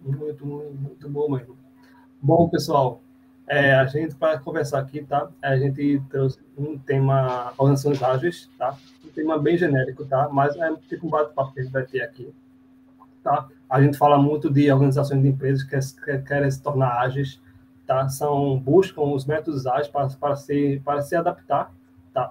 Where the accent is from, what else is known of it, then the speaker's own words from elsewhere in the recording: Recife, Pernambuco, Brazil; sou de Recife, aqui Pernambuco. Meu sotaque já entrega